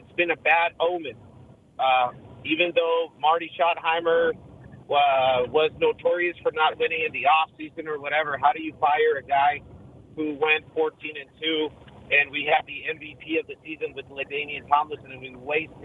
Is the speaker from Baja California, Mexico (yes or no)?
yes; Tijuana, Baja California, Mexico; now in San Diego, United States; I'm from Tijuana, Mexico